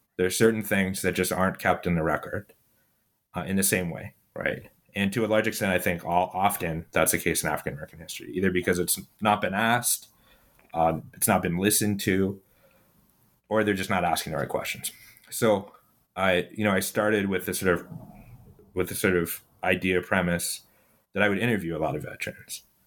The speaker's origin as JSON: {"language": "English", "town": "Ottawa", "region": "Ontario", "country": "Canada", "tie": "born or raised there", "said": "I actually was born and I grew up in Ottawa, Canada"}